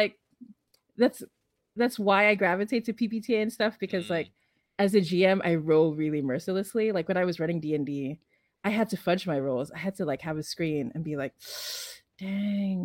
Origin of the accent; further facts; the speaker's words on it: Philippines; I'm from the Philippines.